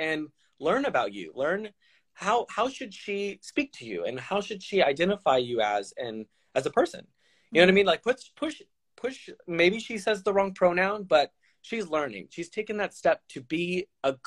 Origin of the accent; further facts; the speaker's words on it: Texas, United States; now in Florida, United States; I'm from Texas